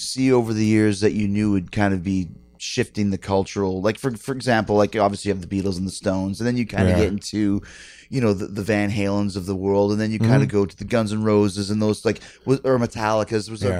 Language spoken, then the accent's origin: English; Canada; even as a Canadian dude, you would hear about, oh my gosh, you know, … was 10 weeks number one at dial MTV.